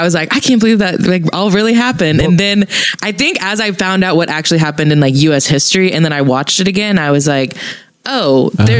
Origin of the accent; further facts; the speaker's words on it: the Bible Belt, United States; Growing up in the Bible Belt, everyone was Christian